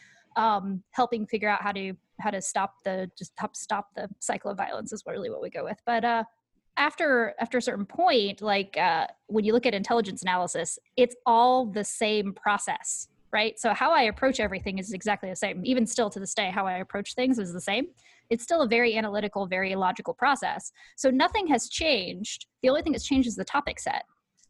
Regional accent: Seattle, Washington, United States; moved away as an adult; also born or lived in Dover, Delaware; I'm from Seattle

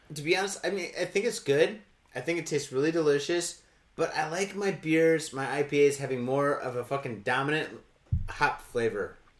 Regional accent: Detroit, Michigan, United States; now in Japan; I'm from Michigan, I'm from Detroit

